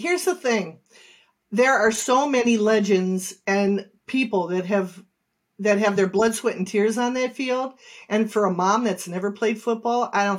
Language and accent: English; Cleveland, Ohio, United States; I grew up in the east side. Well, really, the inner city, Cleveland. You know, right downtown. Small house, grandparents lived upstairs.